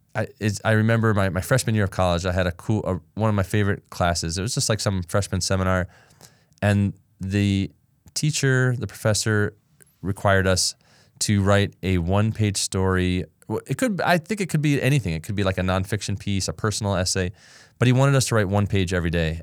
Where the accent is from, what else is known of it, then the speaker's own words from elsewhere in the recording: Ann Arbor, Michigan, United States; also born or lived in Los Angeles, California; I loved growing up there.